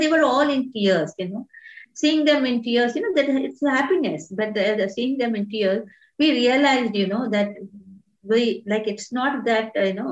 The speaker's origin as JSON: {"language": "English", "town": "Hyderabad", "region": "Telangana", "country": "India", "tie": "born or raised there", "said": "I come from Hyderabad. I've done all my education in Hyderabad."}